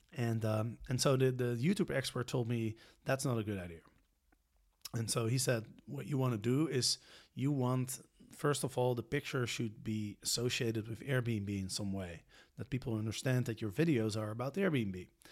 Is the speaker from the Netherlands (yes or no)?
yes; Netherlands; because I'm from Holland or because I'm European